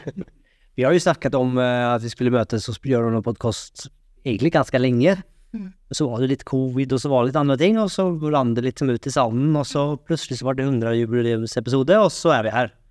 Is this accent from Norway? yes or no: yes; Norway